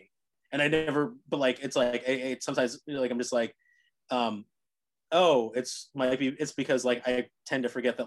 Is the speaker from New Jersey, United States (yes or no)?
yes; Cherry Hill, New Jersey, United States; now in New York City, United States; growing up in Cherry Hill